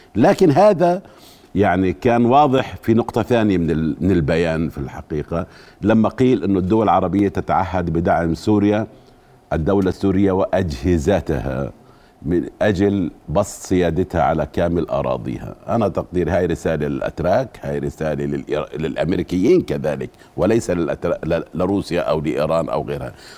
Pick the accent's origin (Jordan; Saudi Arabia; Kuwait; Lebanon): Jordan; عندنا في الأردن هون